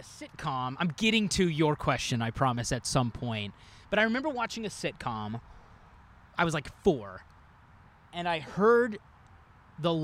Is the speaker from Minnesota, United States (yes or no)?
no; Northwest Arkansas, United States; moved away as an adult; now in Chicago, United States; I grew up in Northwest Arkansas